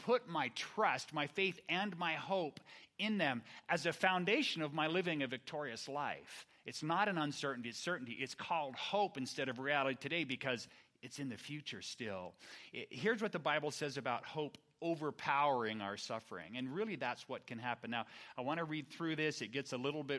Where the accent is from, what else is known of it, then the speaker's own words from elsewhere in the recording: Fair Oaks, California, United States; I grew up here in the Sacramento area, Fair Oaks